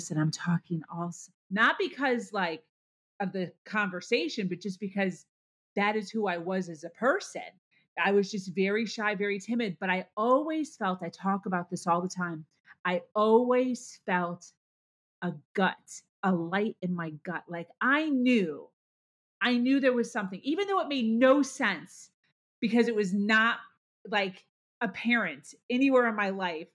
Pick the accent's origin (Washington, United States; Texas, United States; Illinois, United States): Illinois, United States; Chicago; also born or lived in Ohio / Pennsylvania; now in South Florida, United States; I born and raised in Chicago, a Midwest girl